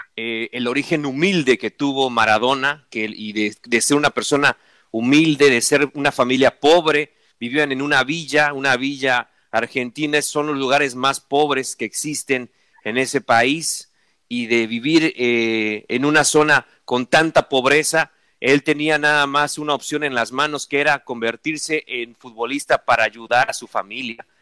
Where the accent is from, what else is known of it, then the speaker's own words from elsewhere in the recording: Mexico; nosotros como mexicanos